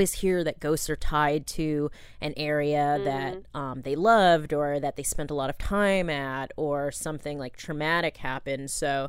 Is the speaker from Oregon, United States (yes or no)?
yes; Ashland, Oregon, United States; over breakfast in my hometown of Ashland, Oregon